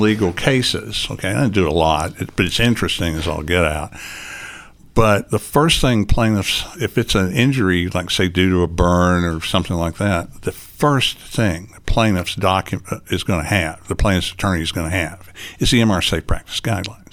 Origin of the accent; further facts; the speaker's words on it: Chattanooga, Tennessee, United States; I am from Chattanooga, Tennessee, born and raised in Chattanooga, Tennessee